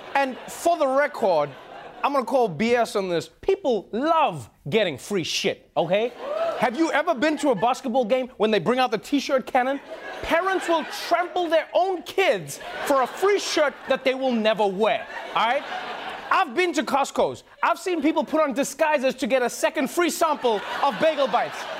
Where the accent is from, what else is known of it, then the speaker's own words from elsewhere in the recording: South Africa; my home country, South Africa